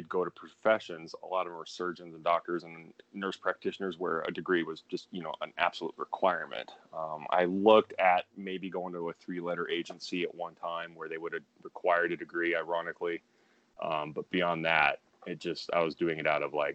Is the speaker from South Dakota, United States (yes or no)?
no; Pocatello, Idaho, United States; moved away as an adult; also born or lived in Colorado; now in Los Angeles, United States; that's where I spent kindergarten through senior year high school. So it's very safe to say I spent most of my life in Pocatello, Idaho